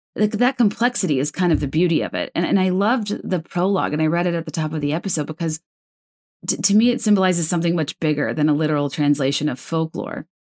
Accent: East Coast, United States; I'm from the East Coast.

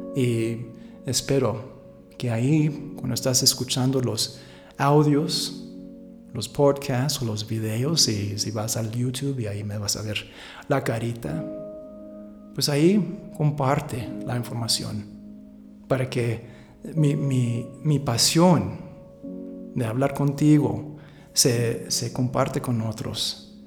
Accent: San Francisco, California, United States; moved away as an adult; now in Aguascalientes, Mexico; yo pasé casi toda mi vida ahí en los Estados Unidos. Nací allá en San Francisco

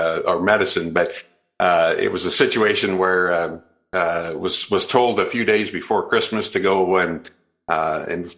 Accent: Iowa, United States; also born or lived in Houston / North Carolina / Twin Cities; I was born in Iowa and raised in Iowa.

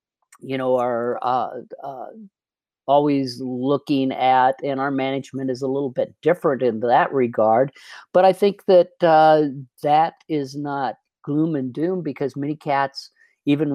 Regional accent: Iowa, United States; moved away as an adult; also born or lived in New York City, United States; now in Colorado, United States; I grew up in Iowa on a farm

